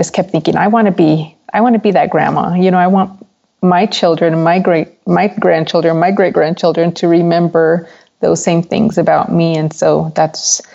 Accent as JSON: {"language": "English", "town": "El Paso", "region": "Texas", "country": "United States", "tie": "born or raised there", "said": "I was born and raised in El Paso, Texas."}